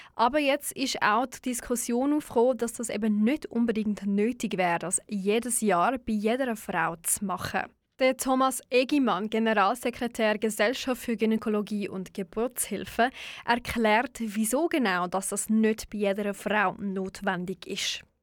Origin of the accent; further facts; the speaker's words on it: Switzerland; bei uns in der Schweiz